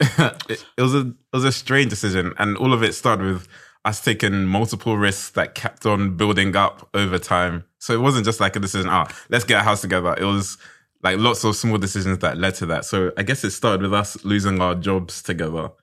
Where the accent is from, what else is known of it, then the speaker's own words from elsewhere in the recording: London, United Kingdom; I'm from South London.